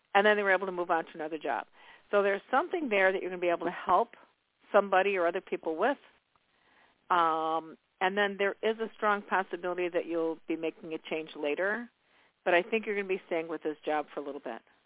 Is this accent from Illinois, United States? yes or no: yes; Chicago, Illinois, United States; I was born and raised in Chicago, so I really know the energy of Chicago